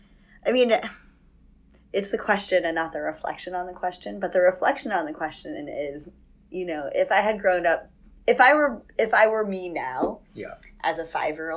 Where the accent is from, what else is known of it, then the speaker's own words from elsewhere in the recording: Jericho, New York, United States; also born or lived in Minnesota; now in New York, United States; My mom is from Brooklyn, my dad is from Queens, and I was raised on Long Island.